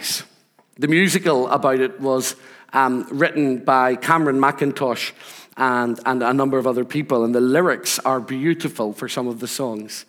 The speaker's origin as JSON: {"language": "English", "town": "Rathcoole", "region": "Northern Ireland", "country": "United Kingdom", "tie": "born or raised there", "also_born_or_lived": "Scotland", "moved": "as an adult", "said": "Growing up in Northern Ireland, growing up in Rathcoole"}